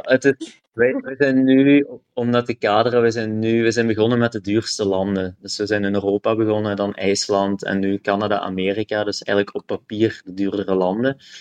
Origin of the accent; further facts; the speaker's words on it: Kaulille, Flanders, Belgium; moved away; also born or lived in Ghent; ik ben van Kouwelil.